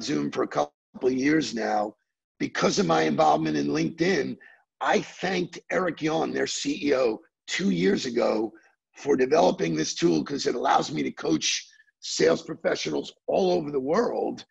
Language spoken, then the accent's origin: English; New York, United States; moved away; I was born in New York.